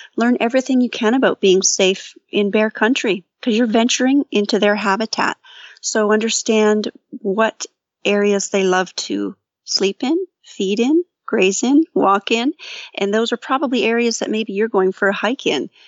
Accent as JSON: {"language": "English", "town": "St. Catharines", "region": "Ontario", "country": "Canada", "said": "I'm from Saint Catharines"}